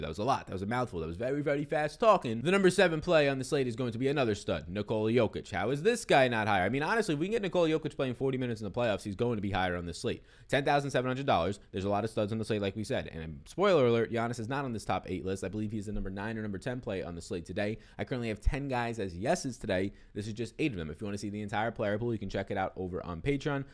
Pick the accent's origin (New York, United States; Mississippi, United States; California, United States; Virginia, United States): New York, United States; New York City; also born or lived in Brooklyn, New York; born and raised in Staten Island, New York